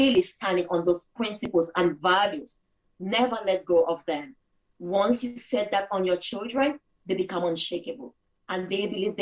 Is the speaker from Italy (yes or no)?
no; Cameroon; moved away as an adult; now in United Kingdom; I grew up in Cameroon, West of Africa